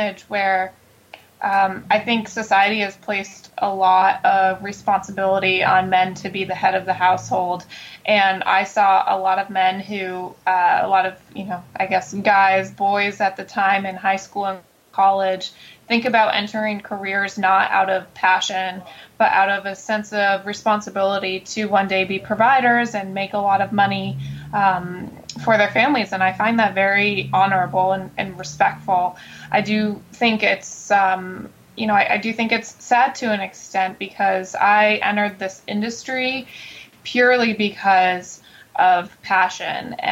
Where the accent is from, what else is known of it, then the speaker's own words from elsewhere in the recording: Connecticut, United States; moved away as an adult; also born or lived in New York City; now in Washington, D.C., United States; I was born and raised in Connecticut outside of New York City